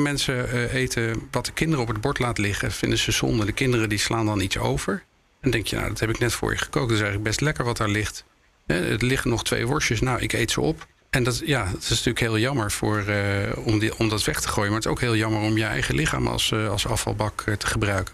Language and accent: Dutch; Netherlands; wij als Nederlander